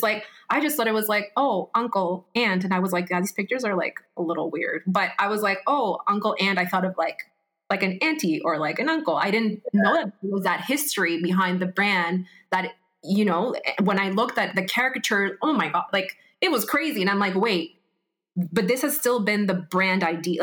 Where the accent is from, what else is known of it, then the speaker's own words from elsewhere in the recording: Peru; moved away; me growing up in Peru